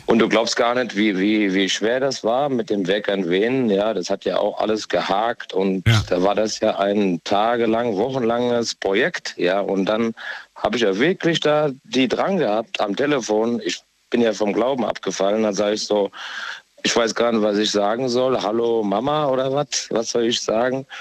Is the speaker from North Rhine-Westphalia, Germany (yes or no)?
yes; Essen, North Rhine-Westphalia, Germany; ich komme ja auch aus dem Ruhrgebiet, mhm. aus Essen komme ich.